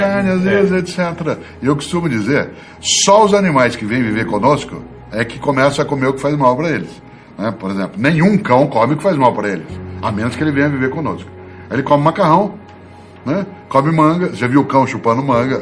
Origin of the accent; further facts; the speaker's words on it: Londrina, Paraná, Brazil; now in São Paulo, Brazil; eu sou de Londrina, no Paraná, como você sabe, embora eu more né, na capital paulista há bastante tempo